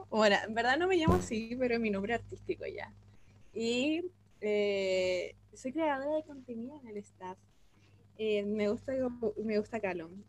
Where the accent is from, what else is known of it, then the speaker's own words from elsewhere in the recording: Santiago, Santiago Metropolitan Region, Chile; soy de Santiago también.